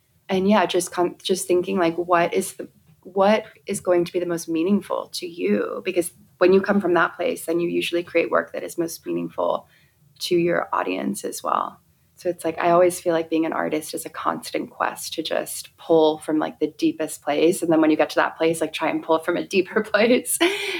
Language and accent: English; England, United Kingdom; personal experiences growing up in England and the countryside.